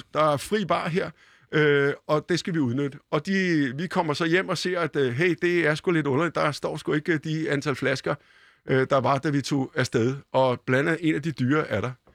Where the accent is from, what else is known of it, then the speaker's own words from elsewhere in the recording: Copenhagen, Capital Region of Denmark, Denmark; Da jeg var barn og gik på Bispebjerg skole